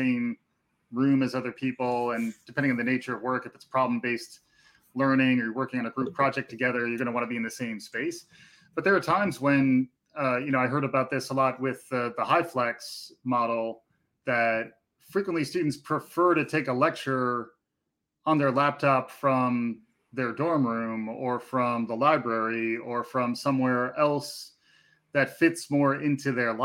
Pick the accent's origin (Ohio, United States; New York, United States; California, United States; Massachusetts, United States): New York, United States; as a New Yorker